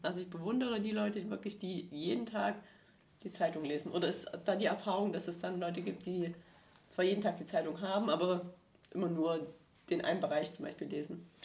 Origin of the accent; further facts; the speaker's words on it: Erzgebirge, Saxony, Germany; now in Stuttgart, Germany; ich komme aus dem Erzgebirge